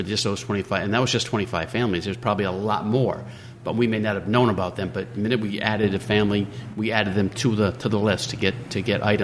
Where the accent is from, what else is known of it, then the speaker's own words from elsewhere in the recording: New London, Connecticut, United States; also born or lived in Waterford; I grew up in New London, moved to Waterford, came back into New London